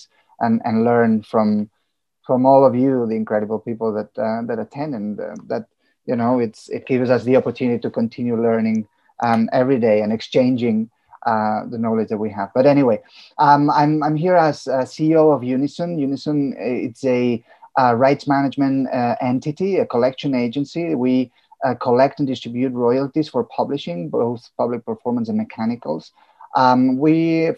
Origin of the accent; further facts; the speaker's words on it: Catalonia, Spain; first language Catalan; English is a second language; being from a country where, my mother tongue is Catalan, I'm bilingual because I speak Catalan